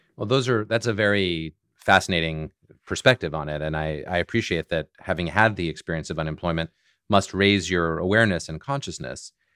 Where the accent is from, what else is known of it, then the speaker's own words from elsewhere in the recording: Boston, Massachusetts, United States; I'm from Boston and I still live in the Boston area